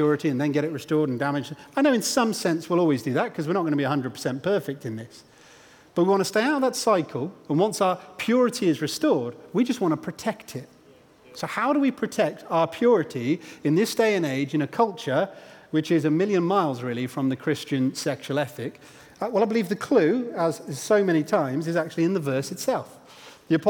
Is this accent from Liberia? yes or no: no; Stamford, Bourne, East Midlands, United Kingdom; when I was about 10 years old, I think, we moved house from Stamford to the aforementioned Bourne.